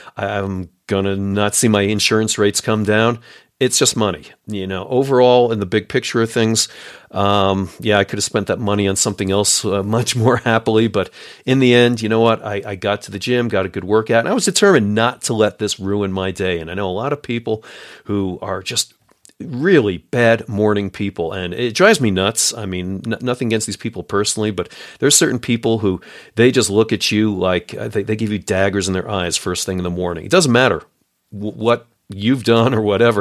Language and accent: English; New York, United States; I'm a New Yorker